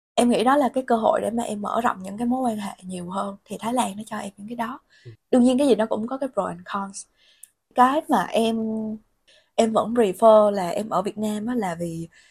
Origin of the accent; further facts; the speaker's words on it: Vietnam; moved away as an adult; also born or lived in Bangkok, Thailand; em là người Việt Nam